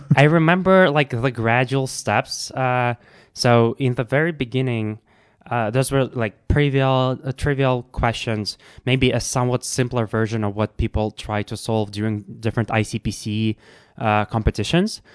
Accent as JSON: {"language": "English", "country": "Russia", "tie": "born or raised there", "said": "I grew up in Russia"}